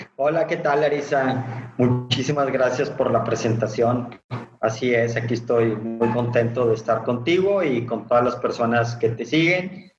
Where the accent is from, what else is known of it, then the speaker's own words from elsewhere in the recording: Monterrey, Nuevo León, Mexico; yo soy originario de Monterrey